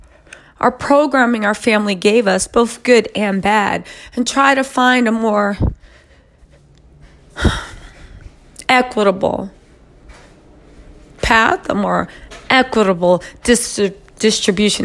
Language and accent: English; United States; I am Black American. I am an African American descendant of enslaved people